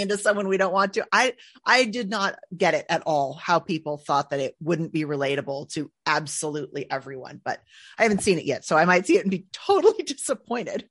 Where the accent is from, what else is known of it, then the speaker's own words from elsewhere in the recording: Northern California, United States; I'm from Northern California